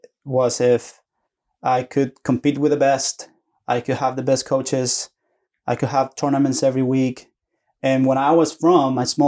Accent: Antofagasta, Chile; English is a second language; moved away as an adult; also born or lived in Santiago, Chile; now in Oklahoma, United States; I was born in Antofagasta, which is a small town north Chile. Mm-hmm. And when I was 12 years old, I moved to Santiago. So my family's in Santiago.

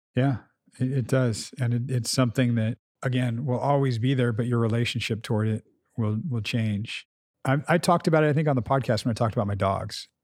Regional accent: United States; when they asked where we were from, we felt safe enough and we said America

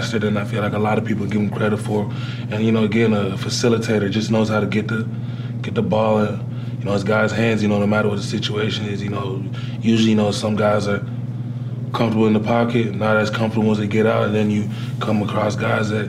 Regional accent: Ottawa, Ontario, Canada; moved away; I was born and raised in Ottawa, Ontario, Canada.

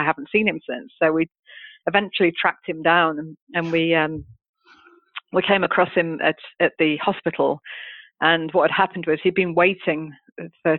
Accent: United Kingdom; moved away; come in as a Brit

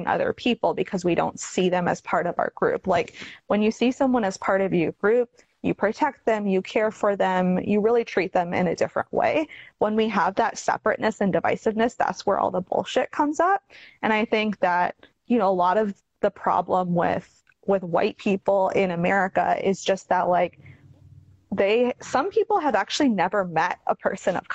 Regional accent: Toronto, Ontario, Canada; also born or lived in Chattanooga, Tennessee / Houston; now in Oregon, United States; growing up in Toronto, which is like extremely multicultural

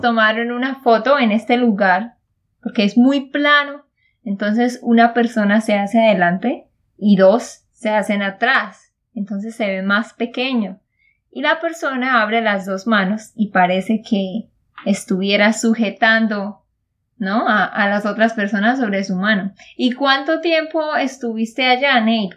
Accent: Santander, Colombia; de Santander, Colombia

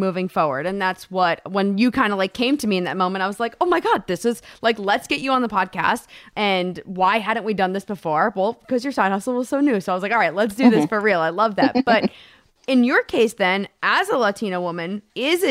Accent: New Jersey, United States; I'm born and raised in New Jersey, grew up there

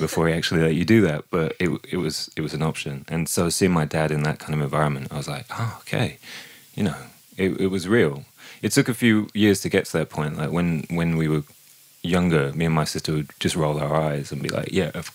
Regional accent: Peterborough, East of England, United Kingdom; moved away; I'm from Peterborough in the east of England, and it's a small town, and it wasn't a very fun place to grow up.

